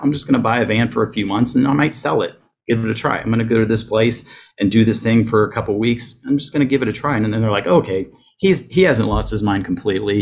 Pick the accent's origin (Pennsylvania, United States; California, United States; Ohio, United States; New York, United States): Ohio, United States; moved away as an adult; also born or lived in North Carolina; I grew up in Ohio, that I realized that I could actually move away from my hometown